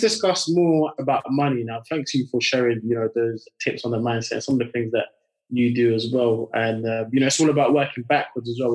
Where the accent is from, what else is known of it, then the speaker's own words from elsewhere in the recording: France; now in United Kingdom; I grew up in France and then I moved over to the UK.